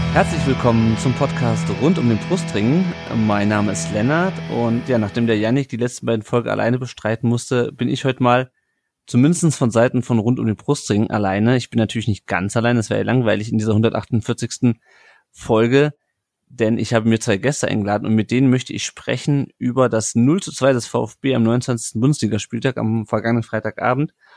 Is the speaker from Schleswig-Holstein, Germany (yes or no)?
no; Kassel, Hesse, Germany; Ich komme aus Kassel ursprünglich